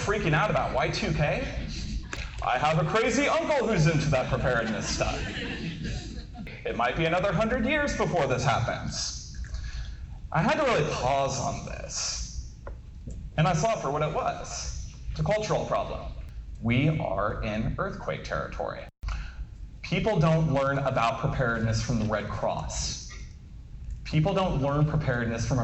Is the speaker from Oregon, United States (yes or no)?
yes; Klamath Falls, Oregon, United States; I'm a native Oregonian, born and raised in Klamath Falls.